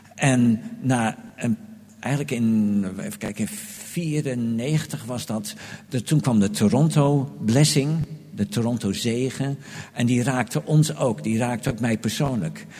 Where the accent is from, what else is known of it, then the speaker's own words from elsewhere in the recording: Groningen, Netherlands; moved away as an adult; also born or lived in Delft; now in Amsterdam, Netherlands; ik kwam uit Groningen, woonde in Delft, kreeg een baan in Amersfoort